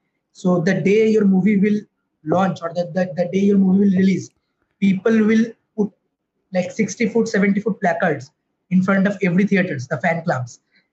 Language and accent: English; India; first language Bengali; English is a second language